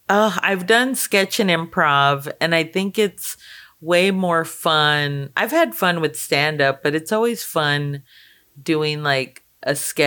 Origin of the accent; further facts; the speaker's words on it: Laredo, Texas, United States; I grew up in Laredo, Texas, in the border